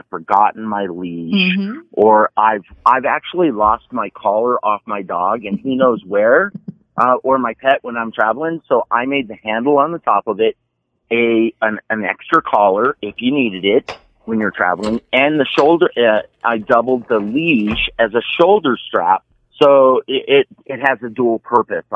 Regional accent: Las Vegas, Nevada, United States; I am from Las Vegas, Nevada

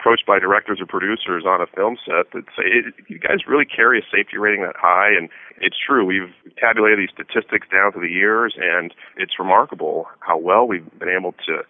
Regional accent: Albuquerque, New Mexico, United States; moved away; New Mexico, my home state. I grew up in Albuquerque

